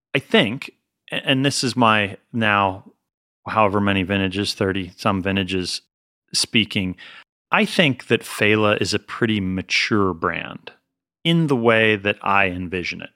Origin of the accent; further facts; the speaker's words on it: Pennsylvania, United States; also born or lived in Colorado / Massachusetts; now in California, United States; I'm not from California. I'm from Pennsylvania